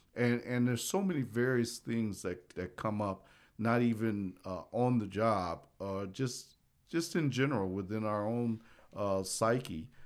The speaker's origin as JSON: {"language": "English", "town": "South Bend", "region": "Indiana", "country": "United States", "also_born_or_lived": "Hutchinson, Kansas", "moved": "as an adult", "said": "I'm from South Bend, Indiana"}